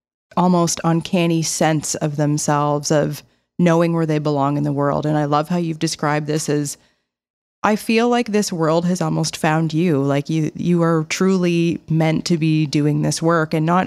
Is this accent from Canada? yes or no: yes; Nova Scotia, Canada; I grew up in the Annapolis Valley in a very rural community. I just called it a road more than anything.